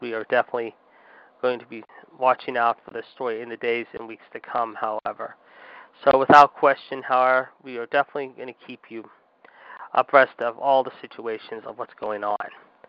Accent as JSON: {"language": "English", "town": "Pittsburgh", "region": "Pennsylvania", "country": "United States", "tie": "born or raised there", "said": "this is similar to what happened in my hometown, of course, back in October in the city of Oakland, if you will, near the University of Pittsburgh"}